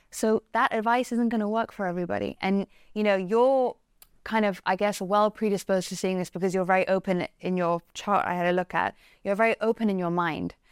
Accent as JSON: {"language": "English", "region": "England", "country": "United Kingdom", "said": "I'm English"}